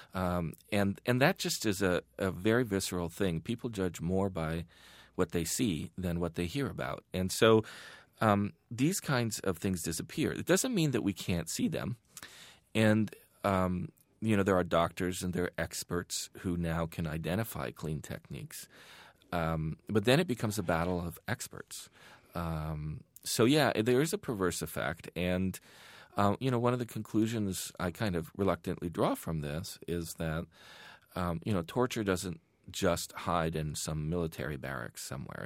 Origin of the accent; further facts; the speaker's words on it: Iran; now in United States; growing up in Iran at that time